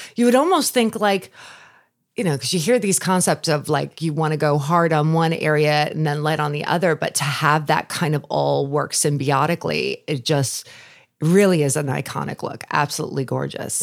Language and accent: English; Long Island, New York, United States; moved away; I grew up on Long Island. I'm a New Yorker